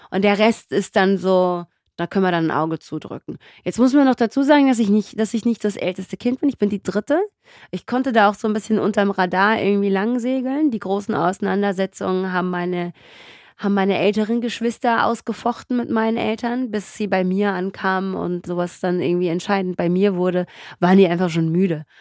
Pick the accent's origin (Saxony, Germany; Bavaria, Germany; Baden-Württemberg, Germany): Baden-Württemberg, Germany; Göppingen; also born or lived in Mendefera, Eritrea / Karlsruhe / Ludwigsburg; ich habe im Schwarmland ungefähr, lass mich kurz rechnen, das dürften so 15, 16 Jahre gewesen sein, gelebt. Wir sind ja erst 1982 nach Deutschland gekommen